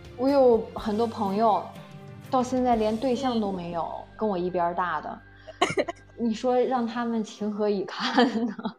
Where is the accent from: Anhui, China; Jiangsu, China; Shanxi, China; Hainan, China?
Jiangsu, China; Nanjing; moved away as an adult; now in Beijing, China; 我小时候在家，冬天都不下床的呀